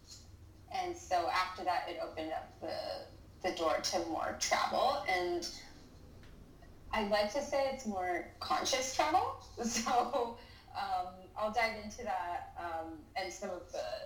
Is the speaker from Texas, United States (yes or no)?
no; California, United States; also born or lived in Los Angeles, United States / Orange County, California, United States; I'm a teacher from California